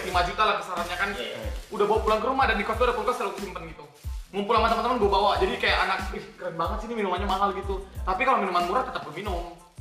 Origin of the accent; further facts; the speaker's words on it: Sangatta, East Kalimantan, Indonesia; moved away; also born or lived in Samarinda; aku kan asli Sangatta